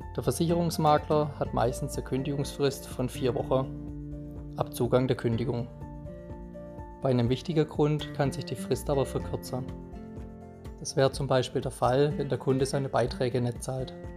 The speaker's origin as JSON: {"language": "German", "town": "Kreuzheim", "country": "Germany", "tie": "born or raised there", "said": "Als gebürtiger Kreuzheimer"}